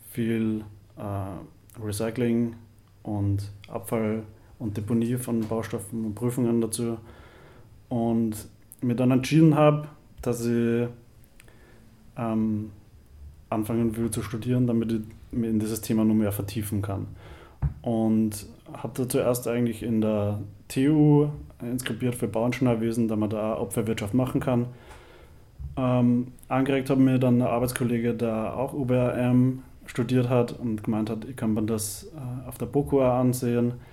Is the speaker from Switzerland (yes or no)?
no; Upper Austria, Austria; Äh, ich komme aus Oberösterreich, aus der Nähe von Linz und ich bin 26 Jahre alt.